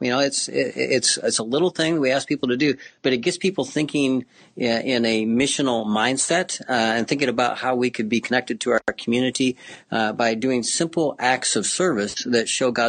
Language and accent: English; Cambridge, Illinois, United States; I grew up in Cambridge, Illinois, up by the Quad Cities